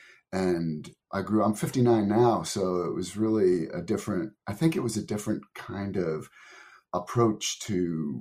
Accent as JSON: {"language": "English", "region": "New Jersey", "country": "United States", "tie": "born or raised there", "also_born_or_lived": "Tokyo, Japan", "moved": "as an adult", "said": "growing up in New Jersey"}